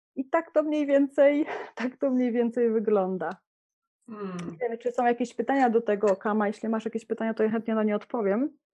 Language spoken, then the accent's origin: Polish; Poland; moved away; jesteśmy w Polsce, urodziliśmy się w Polsce, jesteśmy podłączeni do kultury